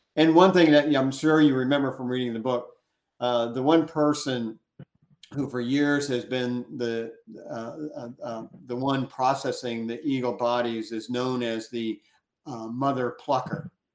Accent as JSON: {"language": "English", "area": "Gulf of Mexico", "region": "Gulf Coast", "country": "United States", "tie": "born or raised there", "said": "I grew up on the Gulf of Mexico"}